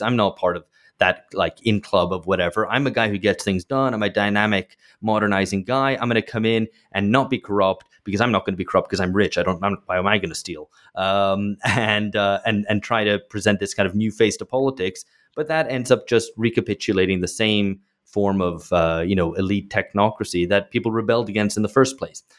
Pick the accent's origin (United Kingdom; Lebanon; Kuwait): United Kingdom; moved away; I grew up in Britain